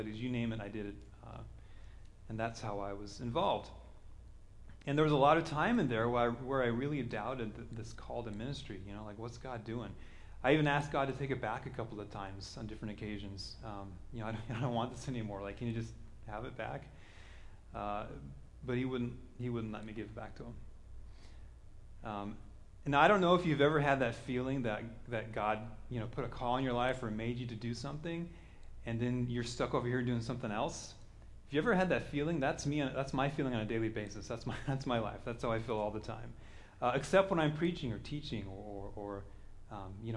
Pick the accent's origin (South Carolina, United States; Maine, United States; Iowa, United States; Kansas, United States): Kansas, United States; also born or lived in Denver; now in Seattle, United States; I'm from Kansas